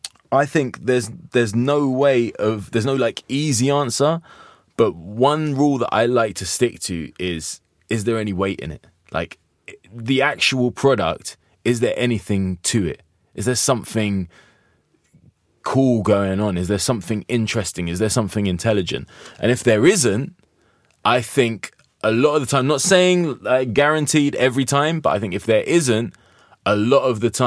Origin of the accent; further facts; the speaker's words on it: United Kingdom; perhaps we still got a problem with the no sex, we're British kind of vibe where we're prudish about this kind of stuff.